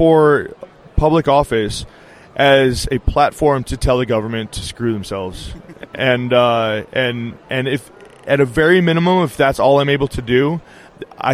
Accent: Nevada, United States; I grew up here in Nevada

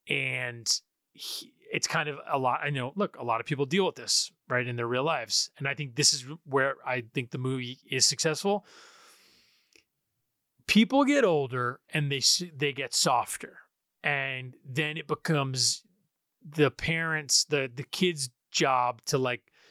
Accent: New York, United States; I'm an Italian from New York

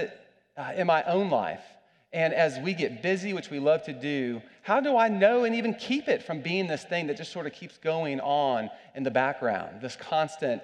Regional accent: United States; I'm an American

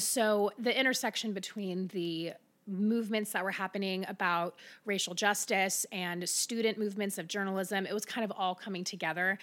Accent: Middletown, Ohio, United States; also born or lived in Austin, Texas; now in Cincinnati, United States; I grew up in Middletown

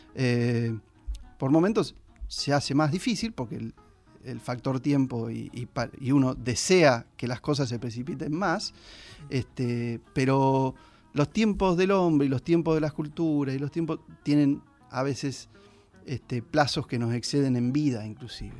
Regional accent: San Andrés de Giles, Buenos Aires Province, Argentina; como gilenses, como argentinos

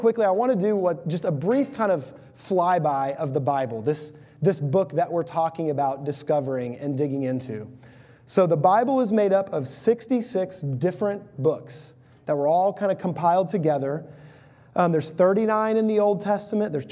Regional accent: Houston, Texas, United States; I grew up in the Houston area of Texas

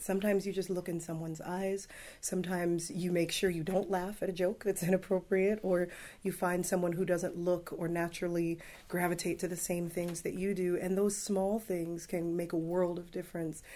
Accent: Los Angeles, California, United States; also born or lived in Palos Verdes; I grew up in the Watts neighborhood

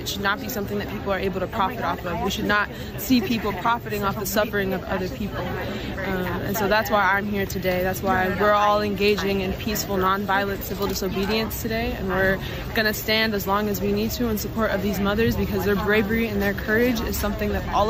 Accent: Bay Area, California, United States; I was born and raised in the Bay Area

